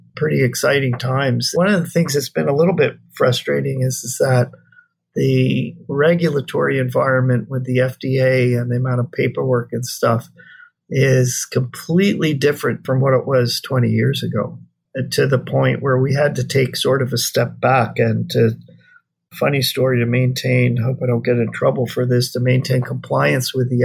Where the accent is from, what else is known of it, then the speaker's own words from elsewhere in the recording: East Coast, United States; moved away as an adult; now in Hawaii, United States; I grew up on the East Coast, but I've been out here for 40 years